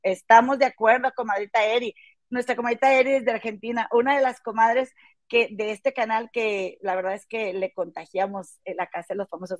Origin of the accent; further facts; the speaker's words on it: Monterrey, Nuevo León, Mexico; now in Chicago, United States; somos de Monterrey, oriundas de Monterrey, Nueva York. Yo vivo en Chicago